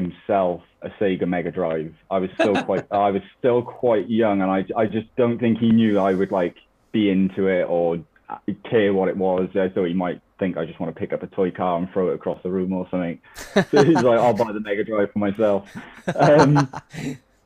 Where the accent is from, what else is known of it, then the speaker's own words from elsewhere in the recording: Newport, Wales, United Kingdom; my hometown is Newport County